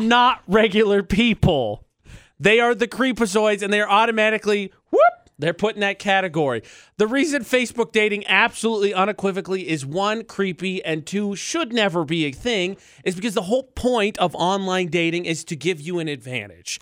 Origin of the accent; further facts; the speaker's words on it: Indiana, United States; moved away; I'm from Indiana